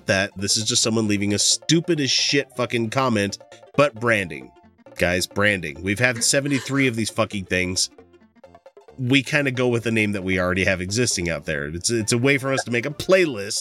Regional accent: United States; I'm fucking American

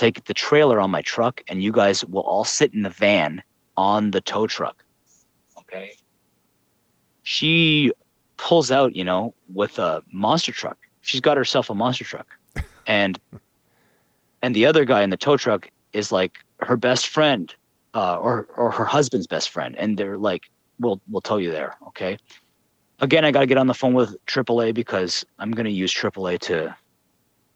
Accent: Canada; I'm from Canada

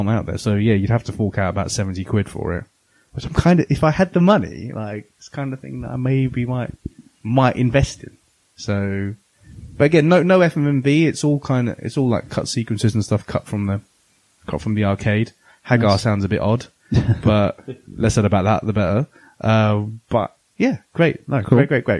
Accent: England, United Kingdom; being English, well, English slash British slash lala

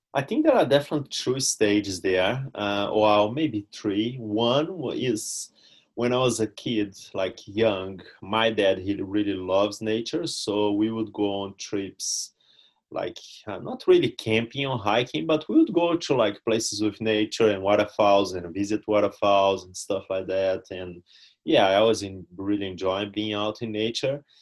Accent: Brazil; English is a second language; moved away as an adult; now in New Zealand; my home near my hometown, but nothing too crazy uh, back in Brazil.

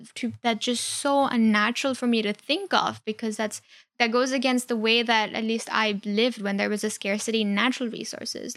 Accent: India; moved away; I grew up in India

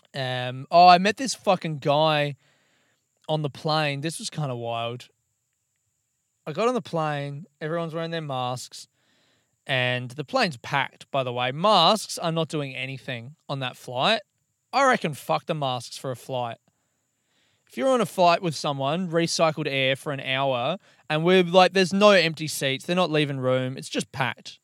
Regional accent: Melbourne, Victoria, Australia; I'm from Melbourne

